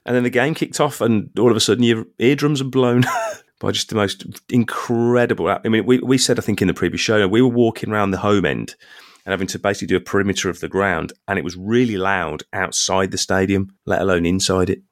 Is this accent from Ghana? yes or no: no; England, United Kingdom; I'm English